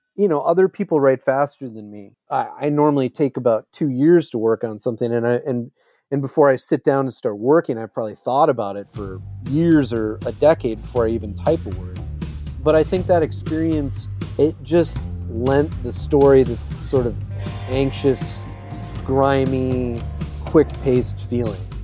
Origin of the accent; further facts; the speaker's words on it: Eau Claire, Wisconsin, United States; growing up in Eau Claire, Wisconsin